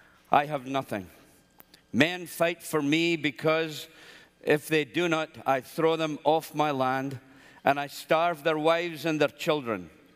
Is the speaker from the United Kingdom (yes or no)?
yes; Scotland, United Kingdom; Well, I'm a Scotsman